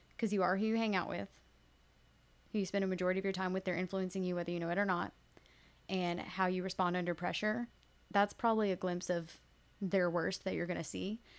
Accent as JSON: {"language": "English", "town": "Woodbury", "country": "United States", "said": "I'm from Woodbury"}